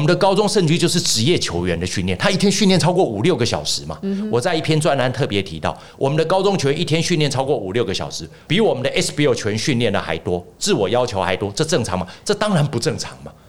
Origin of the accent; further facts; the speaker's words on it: Taiwan; 我们台湾人在造神的时候造的非常的伟大，